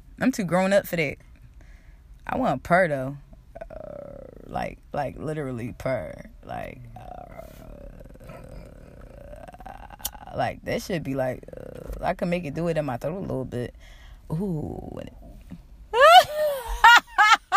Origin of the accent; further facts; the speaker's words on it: Philadelphia, Pennsylvania, United States; I'm getting out of Philly